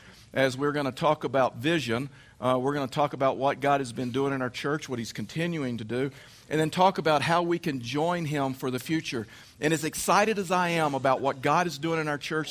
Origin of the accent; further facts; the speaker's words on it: Texas, United States; I'm from the south. I'm from Texas, so that makes me a redneck